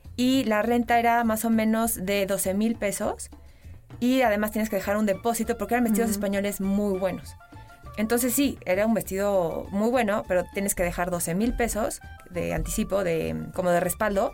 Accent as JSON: {"language": "Spanish", "country": "Mexico", "said": "somos mexicanos"}